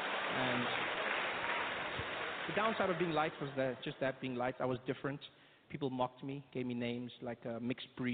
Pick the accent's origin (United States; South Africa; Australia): South Africa; I grew up in South Africa. That's where I still live